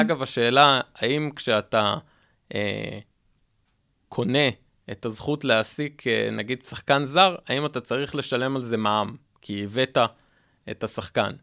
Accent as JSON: {"language": "Hebrew", "country": "Israel", "said": "אני מדבר רגע כישראלי"}